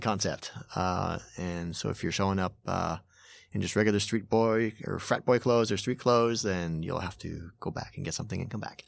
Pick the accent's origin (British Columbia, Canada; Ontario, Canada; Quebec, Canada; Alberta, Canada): Quebec, Canada; Montreal; moved away as an adult; now in Tokyo, Japan; I'm originally from Montreal, uh, arrived in Japan in the nineties